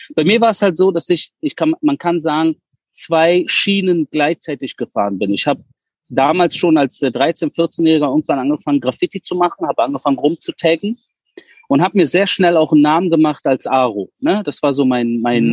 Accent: Berlin, Germany; moved away as an adult; also born or lived in Wedding, Berlin; now in Israel; ich bin ja in Spandau Großhorn, geworden, also gut bürgerlich und entspannt und bin erst mit 13 nach Wedding gezogen

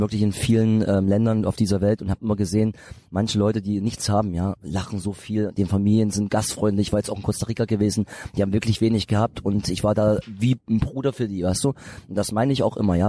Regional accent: Bitterfeld, Saxony-Anhalt, Germany; dieses Bitterfeld, wo ich herkomme, das ist mehr so eine so eine Kleinstadt

